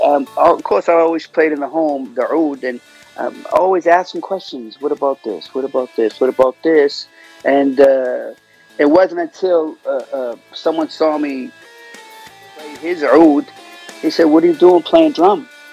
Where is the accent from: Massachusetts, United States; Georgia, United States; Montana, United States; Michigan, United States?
Massachusetts, United States; Boston; accent: Bostonian; I was born in Boston, Massachusetts